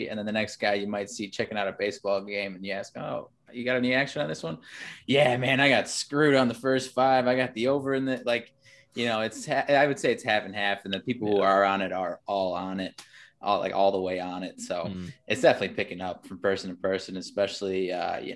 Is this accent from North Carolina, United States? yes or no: no; North Central Illinois, United States; now in Chicago, United States; I grew up in North Central Illinois